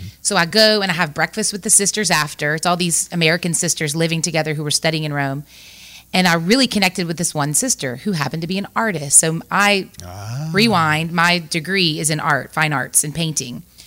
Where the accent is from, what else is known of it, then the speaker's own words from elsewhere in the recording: Lafayette, Louisiana, United States; I grew up in Lafayette